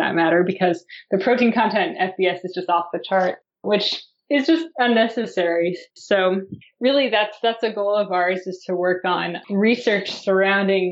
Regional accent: United States; as an American

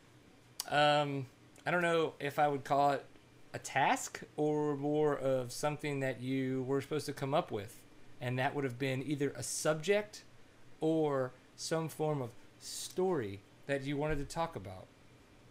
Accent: Texas, United States; I am a Texan

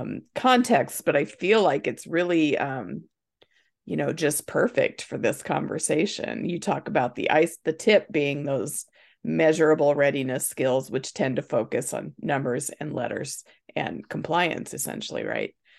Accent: Nebraska, United States; moved away as an adult; now in Indiana, United States; we're originally from Nebraska, and we moved here when our kids were young, and, um, to Indiana

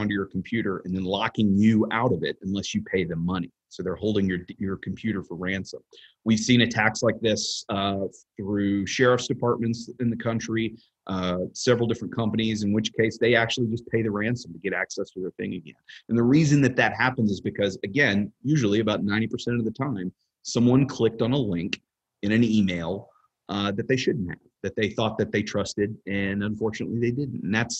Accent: Texas, United States; So looking at things from a state actor level, as a Texan, just kind of going to work every day, it's not something that you should necessarily be afraid of all the time.

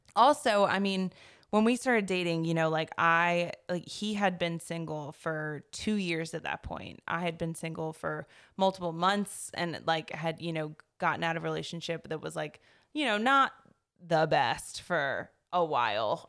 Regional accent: Chapel Hill, North Carolina, United States; I grew up in the Triangle over in, like, the Chapel Hill area.

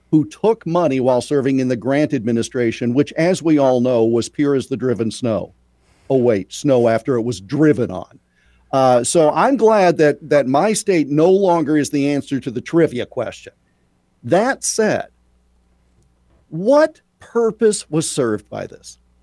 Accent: Iowa, United States; a native Iowan and a huge honk for my home state

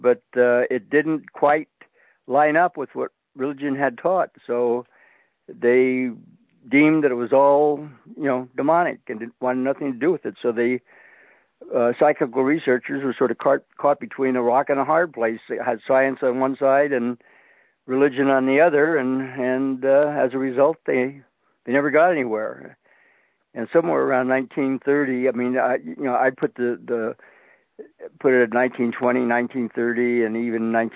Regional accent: San Francisco area, California, United States; I'm from the San Francisco area, and I went to San Jose State

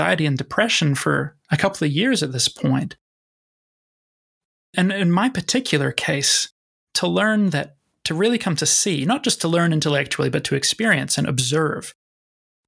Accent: New Zealand; the culture I grew up in New Zealand

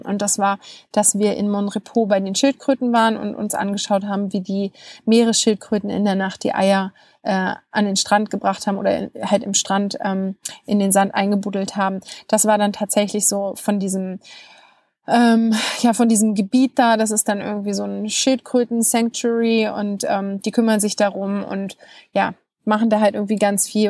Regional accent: Germany; bei uns in Deutschland

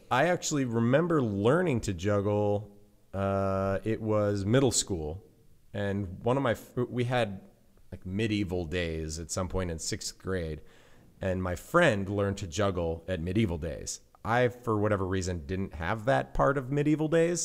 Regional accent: Central Sierras, California, United States; I grew up in the Central Sierras in California

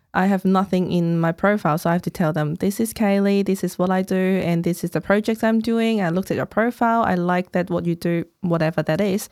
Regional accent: Hong Kong; English is a second language; moved away as an adult; now in Melbourne, Australia; I was born in Hong Kong, came here about thirteen years ago

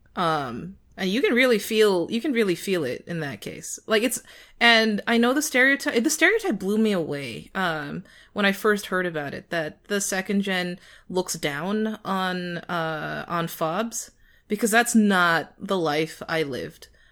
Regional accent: United States; my American cousin

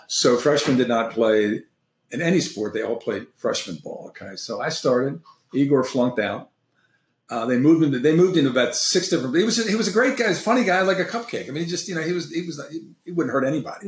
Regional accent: Maryland, United States; I'm originally from Maryland, so I was involved in all those sports

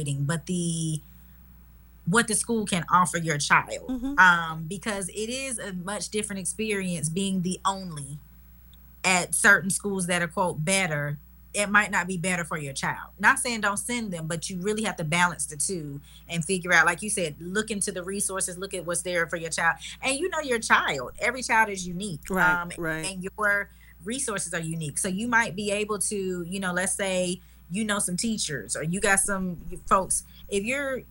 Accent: Charlotte, North Carolina, United States; I'm from Charlotte

